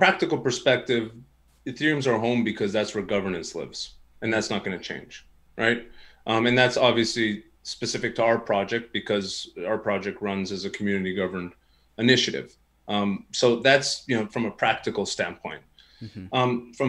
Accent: Canada; And you probably could tell I'm Canadian with the way that I said

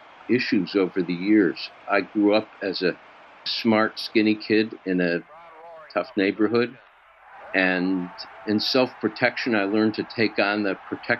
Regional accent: Schenectady, New York, United States; I grew up in Schenectady, New York, in the 1940s and 50s

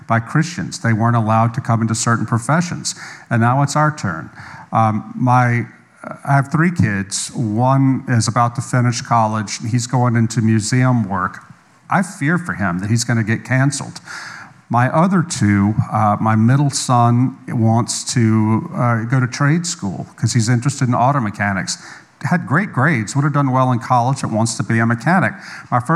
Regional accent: the South, United States; I'm from the South.

